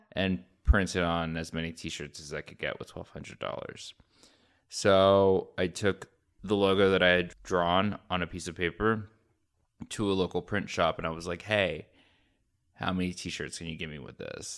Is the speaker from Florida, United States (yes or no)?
yes; Orlando, Florida, United States; moved away as an adult; also born or lived in Boston / New York / Fort Lauderdale / Chicago; now in Miami, United States; I grew up in Florida, in Orlando